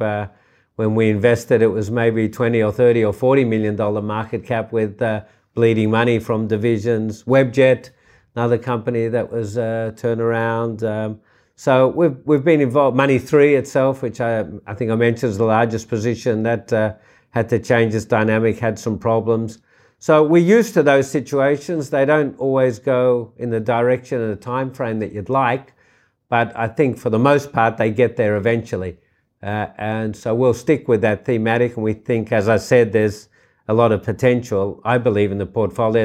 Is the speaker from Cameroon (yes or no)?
no; Australia; also born or lived in New York; I really wanted to find an entrepreneurial environment in my hometown, uh, which I did with Richard Pratt and the Vizzy Group